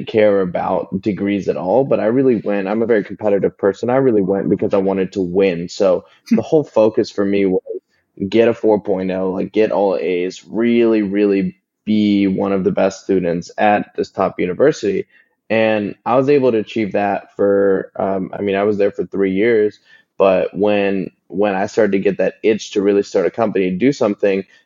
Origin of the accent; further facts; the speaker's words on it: Columbus, Ohio, United States; also born or lived in Los Angeles; now in Atlanta, United States; I grew up in Columbus, Ohio, in the Midwest in the US